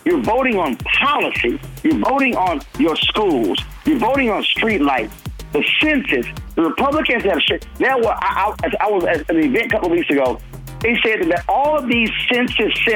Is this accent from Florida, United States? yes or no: no; Houston, Texas, United States; on the campus of Texas Southern University in my hometown of Houston